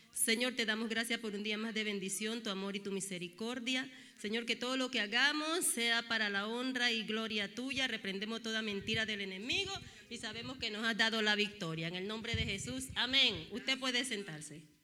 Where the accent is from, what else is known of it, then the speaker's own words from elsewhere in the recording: Panama; Soy panameña con cara de dominicana